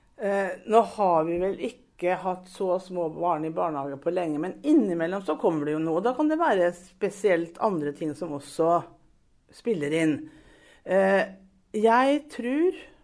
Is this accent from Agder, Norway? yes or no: no; Brevik, Telemark, Norway; moved away as an adult; now in Sarpsborg, Norway; Brevik. Skikkelig Brevik-jente